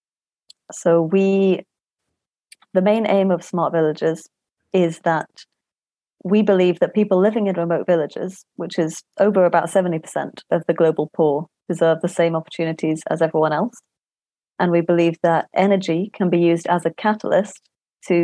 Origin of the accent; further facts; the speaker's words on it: Scotland, United Kingdom; now in Cambridge, United Kingdom; I was born in Scotland.